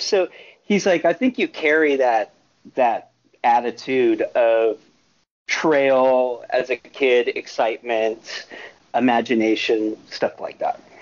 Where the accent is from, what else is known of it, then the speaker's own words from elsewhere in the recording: Marin, California, United States; moved away as an adult; also born or lived in Portland / Chicago / Southeast Asia / Austin, Texas; I was raised in Marin